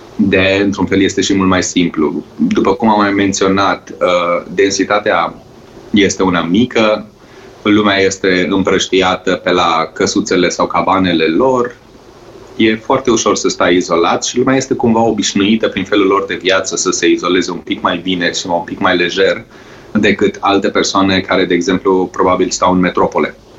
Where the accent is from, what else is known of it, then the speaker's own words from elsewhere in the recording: Romania; moved away; also born or lived in Norway; aici la noi în țară